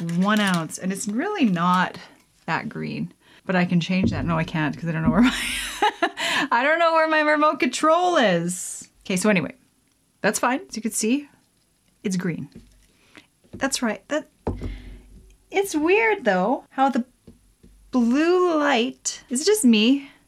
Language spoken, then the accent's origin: English; Canada; I am Canadian